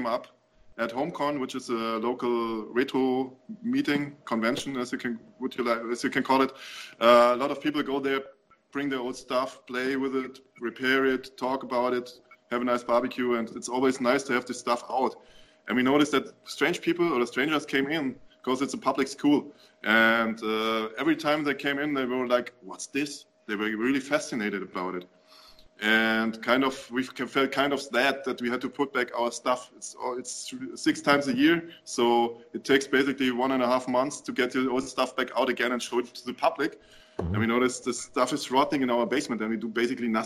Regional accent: Offenbach am Main, Hesse, Germany; English is a second language; In 2014, we finally settled down in Offenbach, where the DRP is now located. It's my hometown

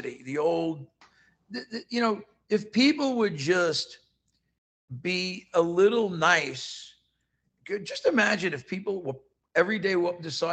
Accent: New York, United States; now in Tucson, United States; I'm from New York.

